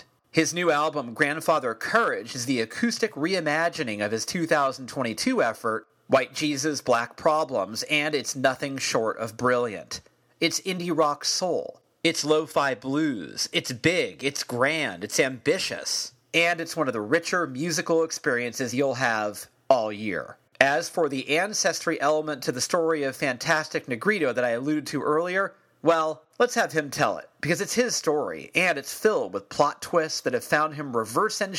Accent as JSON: {"language": "English", "area": "the Bay Area", "region": "California", "country": "United States", "tie": "born or raised there", "said": "You and I we're the same age, and we grew up here in the Bay Area"}